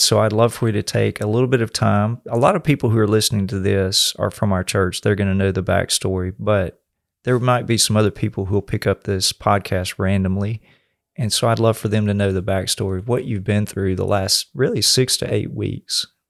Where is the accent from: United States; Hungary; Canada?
United States; the South; I grew up in the South